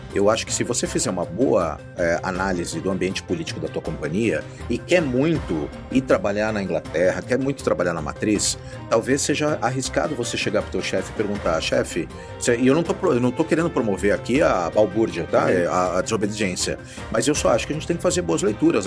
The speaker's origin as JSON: {"language": "Portuguese", "country": "Brazil", "said": "nós que somos brasileiros"}